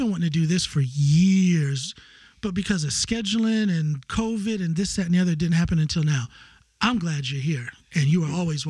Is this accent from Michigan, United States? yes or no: no; Ohio, United States; now in Norway; That could be my backyard in Ohio. That's where I come from.